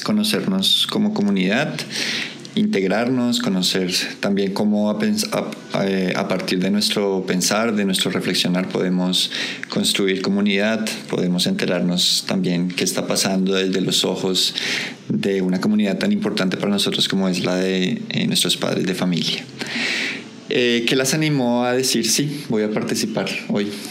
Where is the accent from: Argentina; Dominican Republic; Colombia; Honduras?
Colombia; colombiano, digamos nosotros, o como latinos también